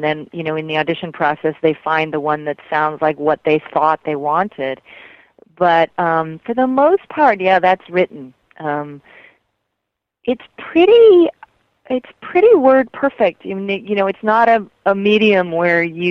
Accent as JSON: {"language": "English", "region": "Colorado", "country": "United States", "tie": "born or raised there", "also_born_or_lived": "Fruita, Colorado / New York City", "moved": "as an adult", "lives_now": "Los Angeles, United States", "said": "I actually grew up in a little town in Colorado, and then I lived in Fruita, Colorado, and then I moved to New York City for many years, and then I moved to Los Angeles"}